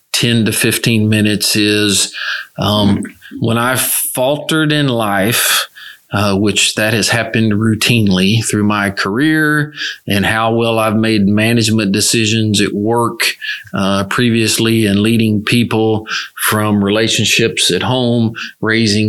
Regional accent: West Tennessee, United States; now in Houston, United States; I was raised in West Tennessee in Church of Christ

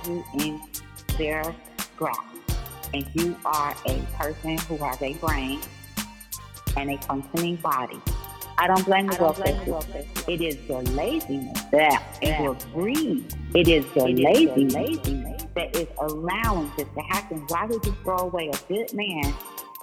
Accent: Oakland, California, United States; I'm from Oakland. I speak with a certain dialect

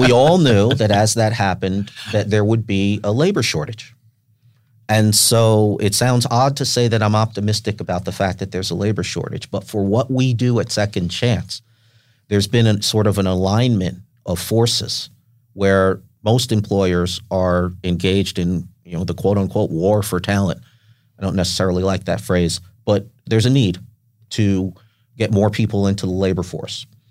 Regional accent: Westchester County, New York, United States; now in San Diego, United States; I grew up in Westchester County, in, in New York, just north of New York City

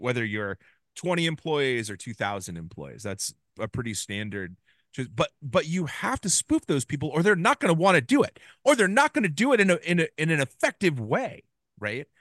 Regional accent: Ames, Iowa, United States; my hometown of Ames, Iowa

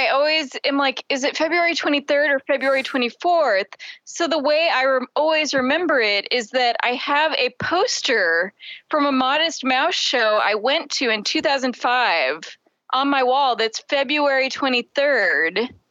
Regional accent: Springfield, Missouri, United States; I hated it as a kid growing up in Springfield, Missouri.

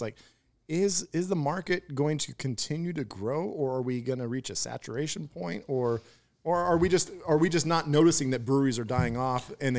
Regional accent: Houston, United States; I grew up in Houston

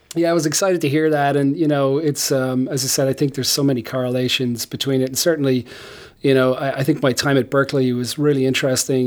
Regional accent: Ireland; moved away as an adult; now in United States; I grew up in Ireland

